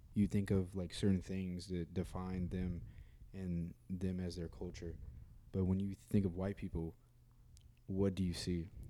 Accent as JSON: {"language": "English", "country": "United States", "said": "I'm American"}